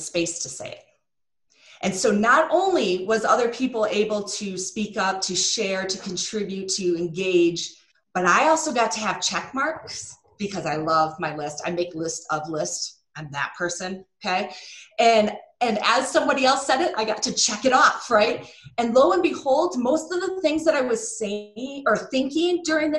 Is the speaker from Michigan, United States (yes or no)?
yes; Michigan, United States; I'm from Michigan